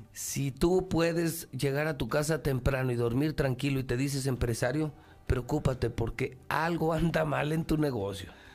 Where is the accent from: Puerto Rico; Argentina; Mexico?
Mexico; Teocaltiche, Jalisco; Soy, soy alteño, colorado, boca seca pero soy mexicano